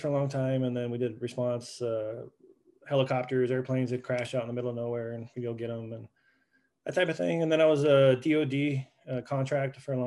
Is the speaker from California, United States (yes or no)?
no; Santa Fe, New Mexico, United States; moved away as an adult; also born or lived in Oklahoma / Amsterdam, Netherlands / Iceland; I was born in Santa Fe, New Mexico